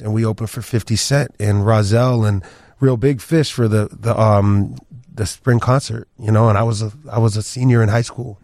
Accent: the Pioneer Valley, Western Massachusetts, United States; also born or lived in Paris, France / Chicago; I grew up in Western Massachusetts, the Pioneer Valley

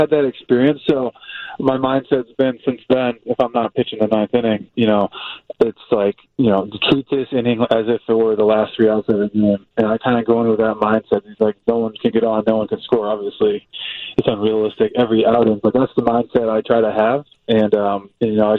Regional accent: Massachusetts, United States; I'm from Massachusetts, maybe I didn't play baseball year-round as a kid

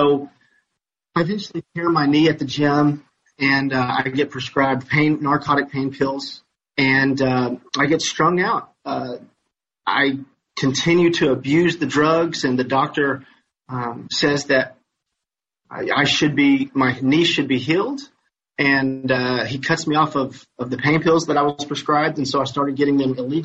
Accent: Madisonville, Kentucky, United States; I'm from Madisonville, Kentucky

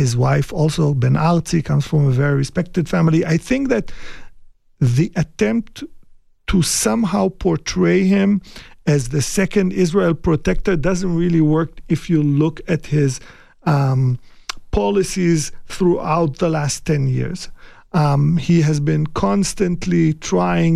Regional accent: Iraq; moved away; I was born in Iraq

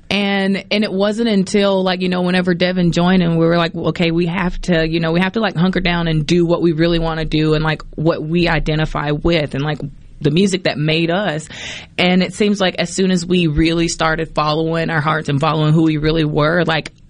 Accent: Poplarville, Mississippi, United States; moved away; also born or lived in New Orleans; We grew up singing gospel in church, but we grew up in Poplarville, Mississippi.

